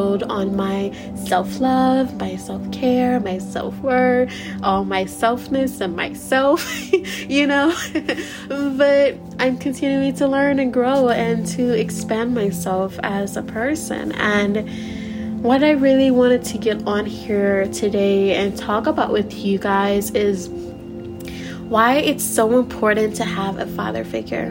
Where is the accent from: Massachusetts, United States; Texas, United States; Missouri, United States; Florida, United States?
Missouri, United States; I'm originally from Missouri